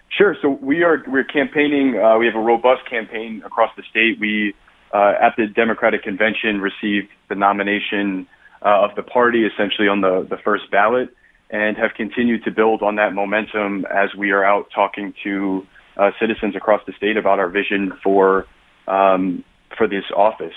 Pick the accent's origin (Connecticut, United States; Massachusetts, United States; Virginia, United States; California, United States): Connecticut, United States; New Haven; I grew up in New Haven, where I still live with my husband